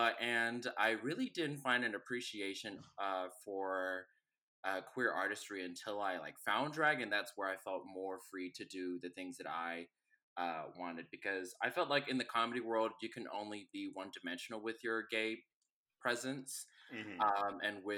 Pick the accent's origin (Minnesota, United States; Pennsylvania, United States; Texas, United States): Texas, United States; Houston; moved away as an adult; now in Chicago, United States; I am from Houston, Texas.